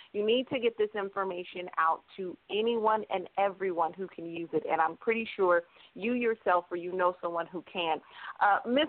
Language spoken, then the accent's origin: English; Stockton, California, United States; Stockton, California, my hometown